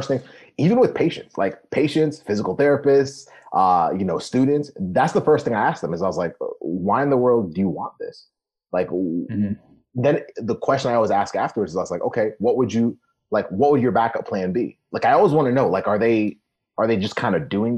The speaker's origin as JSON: {"language": "English", "country": "Kenya", "tie": "born or raised there", "moved": "yes", "said": "I was born in Kenya"}